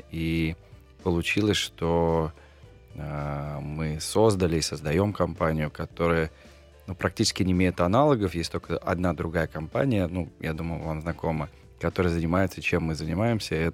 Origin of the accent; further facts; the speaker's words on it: Volgograd, Volgograd Oblast, Russia; moved away; also born or lived in United States; я парень из Волгограда, у меня просто м- судьба как раз э- кинула на ту сторону как бы океана.